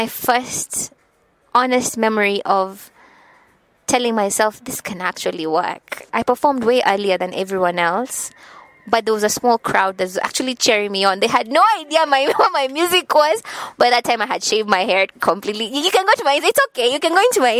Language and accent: English; Nakuru, Nakuru County, Kenya; But I'm from Nakuru. I will say I'm from Nakuru because people love to say that I'm from Nairobi, but no, I pride myself in having come from Nakuru. We call it County 032, Nakuru, Kenya. It's a small town. I was born and raised there.